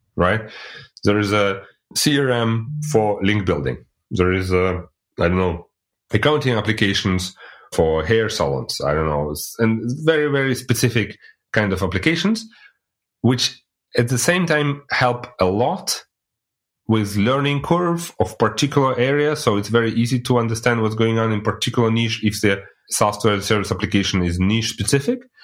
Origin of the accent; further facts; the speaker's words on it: Russia; now in Germany; I'm originally coming from Russia, but living in Germany since like already 18 years